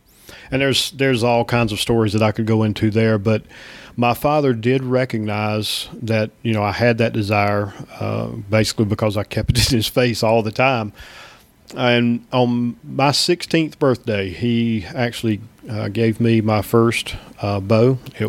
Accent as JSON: {"language": "English", "country": "Australia", "accent": "Australian", "said": "Well, and at that time we weren't talking on the phone, so you know my Australian accent didn't you throw you off"}